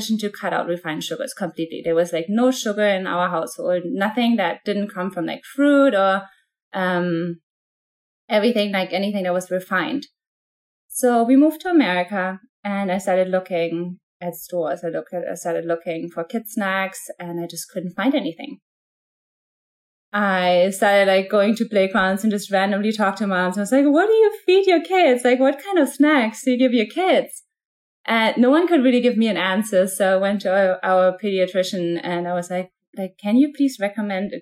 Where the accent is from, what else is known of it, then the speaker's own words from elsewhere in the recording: Germany; moved away as an adult; now in United States; I am originally from Germany. I was born and raised in Germany.